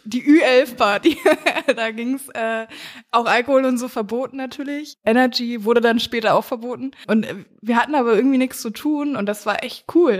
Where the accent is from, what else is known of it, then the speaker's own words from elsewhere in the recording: Mecklenburg-Vorpommern, Germany; ich komme ja aus dem Süden Mecklenburgs